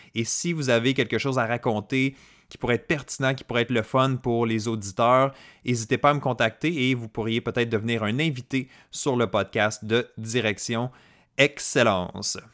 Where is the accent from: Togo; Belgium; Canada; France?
Canada; Côte-Nord, Quebec; moi, je viens d'une région éloignée du Québec. Donc, je euh, j'étais pas dans la région de Montréal, dans les grandes villes, j'étais pas dans les grands centres urbains. Je suis euh, né sur la côte nord